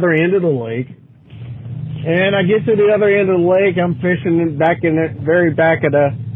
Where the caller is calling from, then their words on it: Cincinnati, Ohio, United States; I'm calling from Cincinnati, Ohio.